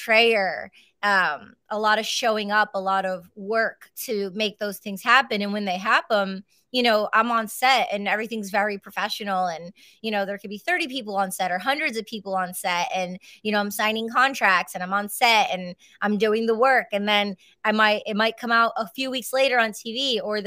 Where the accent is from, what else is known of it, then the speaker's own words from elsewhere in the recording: Michigan, United States; I was raised in Michigan